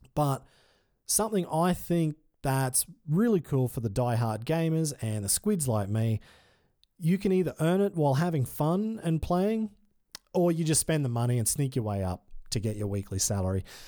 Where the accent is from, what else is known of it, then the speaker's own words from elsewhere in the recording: Australia; as an Australian